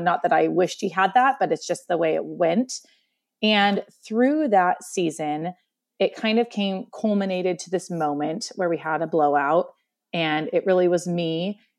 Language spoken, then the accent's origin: English; Columbia Gorge, Oregon, United States; also born or lived in central Washington; now in Washington, United States; In Oregon, I was born and raised, um, along the Columbia River in what we call the Columbia Gorge